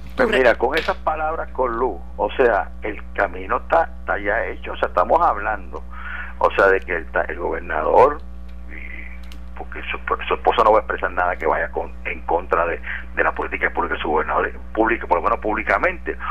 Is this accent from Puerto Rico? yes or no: yes; Puerto Rico; nos unimos como puertorriqueños y puertorriqueñas